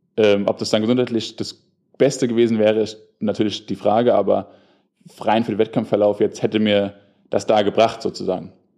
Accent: Darmstadt, Hesse, Germany; moved away as an adult; now in Frankfurt, Germany; ich komme ja aus Darmstadt

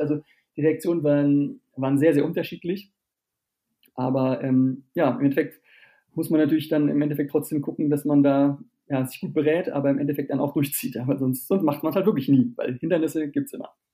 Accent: Germany; bei uns in Deutschland und in Europa

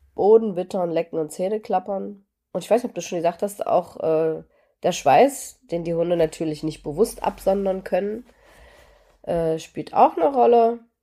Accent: Germany; Apfelsinen gab es in der DDR nicht so häufig, aber zu Weihnachten kriegten wir

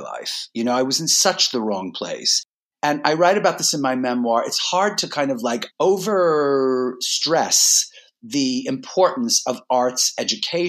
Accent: New York City, New York, United States; I was born and raised in New York City, in Brooklyn

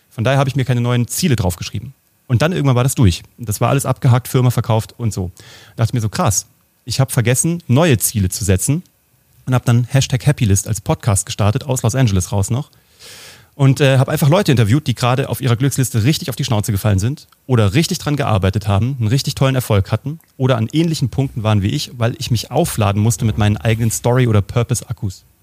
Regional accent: Kassel, Hesse, Germany; ich komme aus Kassel, da gab es so ein Jugend, so ein Jugendpflege, was auch immer, Stadtjugendpflege-Ding und da gab es Zauberkurse und da habe ich zaubern gelernt, habe das dann gemacht, bis ich 18 war in so einer festen Gruppe von der Stadt Kassel

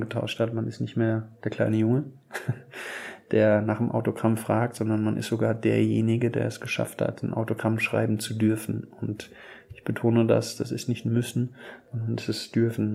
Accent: Aschaffenburg, Bavaria, Germany; now in Wolfsburg, Germany; nach Aschaffenburg, meine Heimatstadt

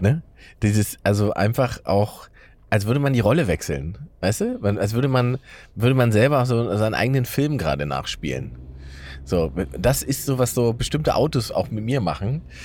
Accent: Saxony-Anhalt, Germany; moved away; da, wo ich herkomme, ne, Sachsen-Anhalt im Osten

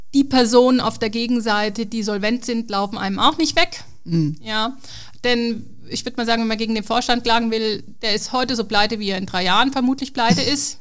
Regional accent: Germany; als Deutscher

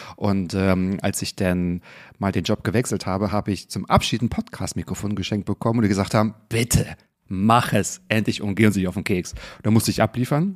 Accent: Northern Germany, Germany; ich komme auch aus dem Norden

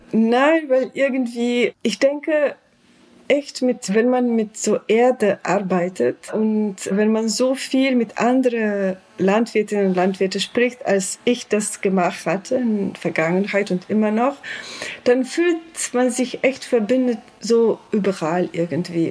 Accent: Slovenia; German is a second language

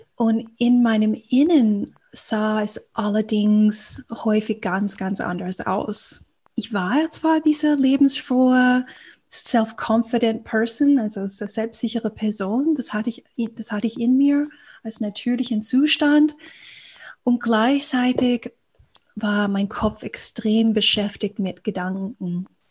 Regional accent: United States; accent: American; German is a second language; moved away as an adult; ich komme ja aus Amerika, ähm, hört man ganz gut, wenn ich spreche

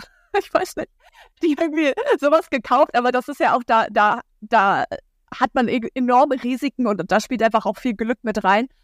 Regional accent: Hamburg, Germany; moved away as an adult; now in Lüneburg, Germany; Ich wohne äh, momentan in Lüneburg. Ich komme eigentlich aus Hamburg

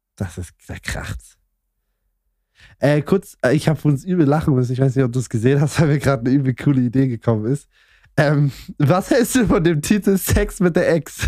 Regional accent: Saxony, Germany; also ich komme ja aus Sachsen

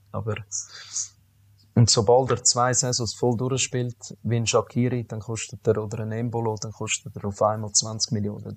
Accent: Zurich, Switzerland; ich bin in der Stadt Zürich aufgewachsen

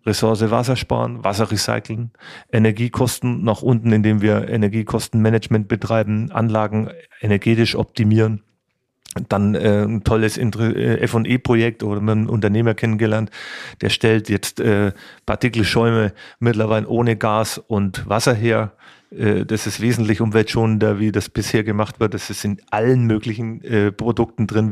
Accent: Kulmbach, Bavaria, Germany; ich bin hier Oberfranke, ich komme aus Kulmbach, bin da geboren, habe da Handballspiel und Schlagzeugspielen gelernt

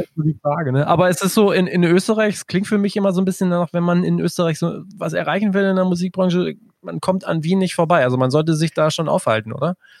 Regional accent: Germany; als Deutscher

